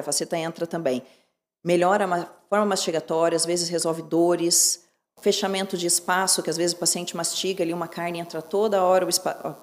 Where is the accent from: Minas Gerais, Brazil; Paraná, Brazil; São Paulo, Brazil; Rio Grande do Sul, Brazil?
Paraná, Brazil; Curitiba; also born or lived in Santos, Brazil; Curitiba é a cidade onde eu me criei e onde eu pretendo ficar